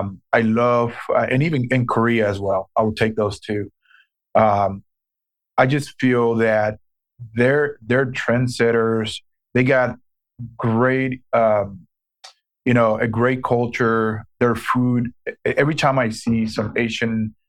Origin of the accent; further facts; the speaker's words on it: Puerto Rico; moved away as an adult; also born or lived in Dubuque, Iowa / Green Bay, Wisconsin; now in Des Moines, United States; I was born and raised in Puerto Rico, and I came to the mainland U.S. Back in 1997, where I went to school in Dubuque, Iowa